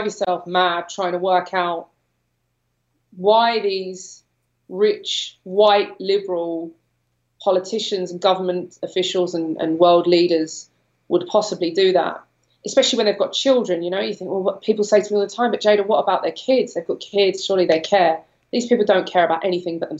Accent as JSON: {"language": "English", "region": "London", "country": "United Kingdom", "tie": "born or raised there", "moved": "as an adult", "said": "I'm from London. I grew up in London. I no longer live there"}